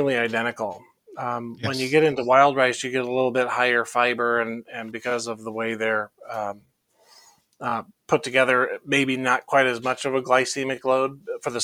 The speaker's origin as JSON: {"language": "English", "region": "Iowa", "country": "United States", "tie": "born or raised there", "said": "I grew up in Iowa"}